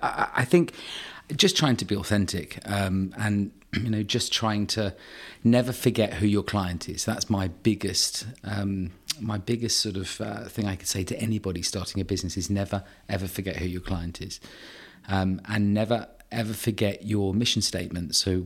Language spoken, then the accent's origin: English; Guernsey; I'm a Guernsey boy. I was born in Guernsey, grew up in Guernsey. I have a very sort of clear understanding of how an island mentality works.